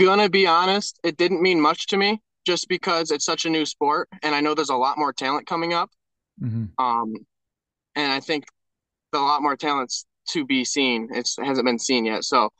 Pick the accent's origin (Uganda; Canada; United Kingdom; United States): United States; Greenwood, New York; I'm from Greenwood, New York